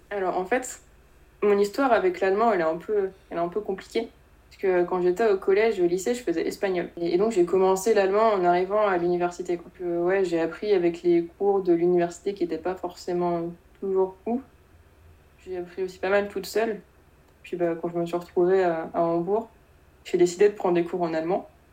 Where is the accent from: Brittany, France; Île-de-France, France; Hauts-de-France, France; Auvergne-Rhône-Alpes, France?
Brittany, France; Rennes region; moved away; Je suis originaire de la région de Rennes, donc je vais pas bouger très loin pour mes études.